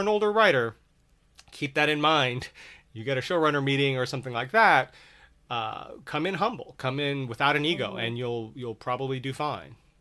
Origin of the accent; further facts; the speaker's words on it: Redondo Beach, California, United States; I grew up in in Redondo Beach